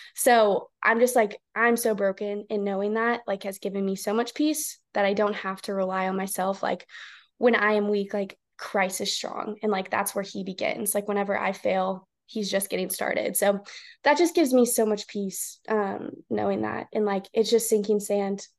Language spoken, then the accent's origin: English; The Woodlands, Texas, United States; also born or lived in College Station, Texas; now in Houston, United States; I have been born and raised in Texas. Um, I grew up in the woodlands, Texas